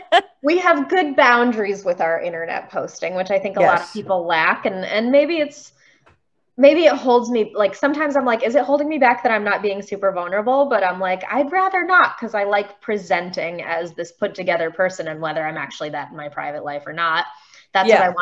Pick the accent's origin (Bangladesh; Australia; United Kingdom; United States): United States; Beachwood, Ohio; I grew up in Beechwood, which is a little city like 20 minutes east of Cleveland.